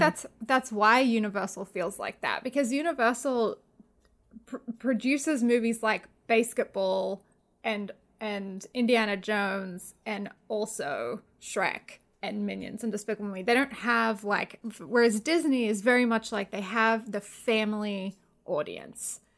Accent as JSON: {"language": "English", "country": "Australia", "said": "\"Where are you from?\" I was like, \"Oh, Australia.\""}